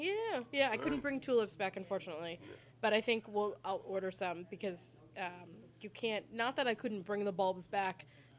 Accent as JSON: {"language": "English", "town": "Sherborn", "region": "Massachusetts", "country": "United States", "tie": "born or raised there", "said": "In Sherbourne."}